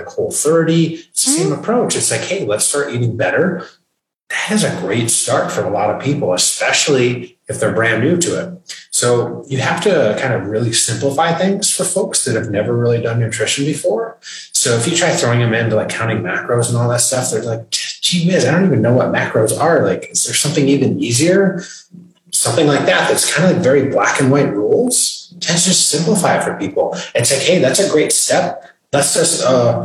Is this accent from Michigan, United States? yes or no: yes; Michigan, United States; moved away as an adult; also born or lived in New York City; now in North Carolina, United States; Born and raised in the state of Michigan